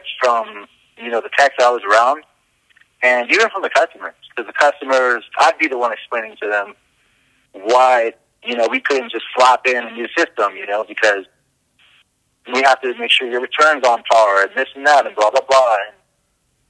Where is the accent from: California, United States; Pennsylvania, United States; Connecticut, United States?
California, United States; Los Angeles; moved away as an adult; also born or lived in Van Nuys, California; now in Florida, United States; In L.A. County, I grew up in the Valley, San Fernando Valley.